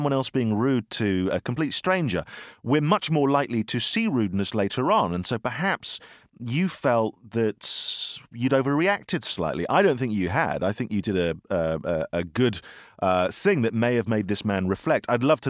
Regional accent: United Kingdom; And as a British man, you know, it's very awkward, isn't it, to touch another man?

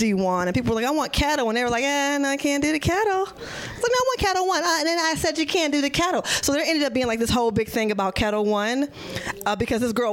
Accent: Detroit, Michigan, United States; I'm from Detroit

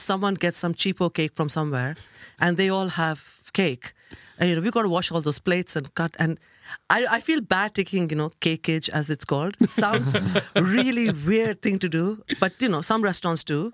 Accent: Kolkata, West Bengal, India; moved away as an adult; now in London, United Kingdom; I grew up in India

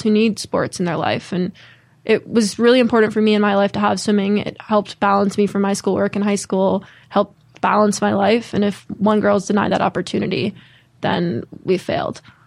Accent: Connecticut, United States; I grew up in Connecticut

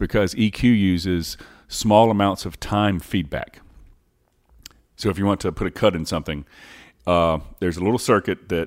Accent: North Carolina, United States; moved away; also born or lived in Mocksville, North Carolina; I grew up in another small town in North Carolina

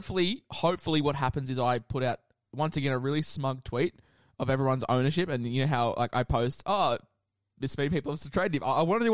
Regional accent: Queensland, Australia; as a Queenslander

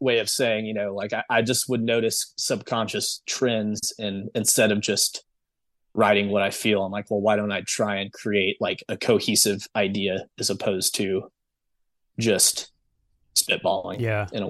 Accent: San Antonio, Texas, United States; also born or lived in Saudi Arabia / Germany; but I'm from San Antonio, but I lived in Saudi Arabia for about 9 years, and then Germany for about two.

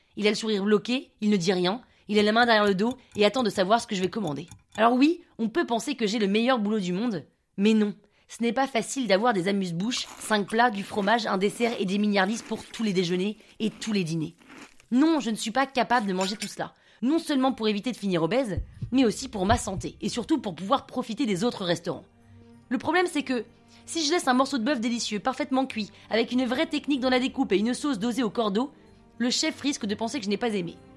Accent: United States; French is a second language; moved away as an adult; also born or lived in Grenoble / Paris; je suis un Français né par erreur aux États-Unis.

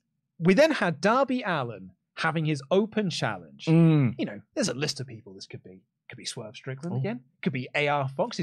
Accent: United Kingdom; Look, as a Brit wrestling fan, a British wrestling fan, particularly one who frequented Rev Pro a lot.

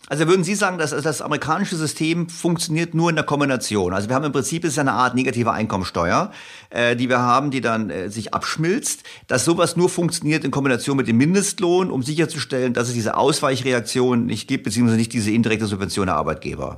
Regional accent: Germany; ich natürlich als Deutscher

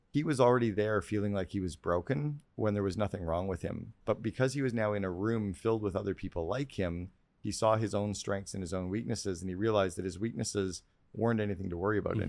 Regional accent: Canada; I'm a Canadian kid

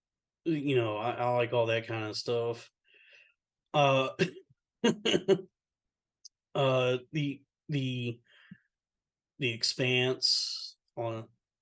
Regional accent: Texas, United States; where I'm from, like where I grew up in Texas

